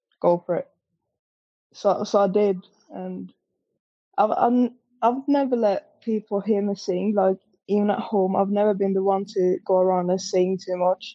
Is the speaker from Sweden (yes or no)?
yes; Sweden; I'm a fan from Sweden